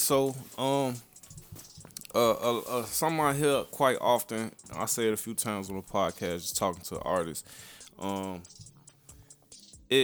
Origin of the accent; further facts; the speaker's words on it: Chicago, Illinois, United States; I'm from the South Side.